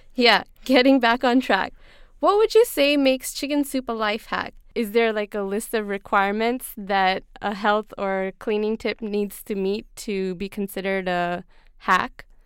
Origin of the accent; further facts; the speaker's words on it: Pakistan; growing up in Pakistan, we had a similar home remedy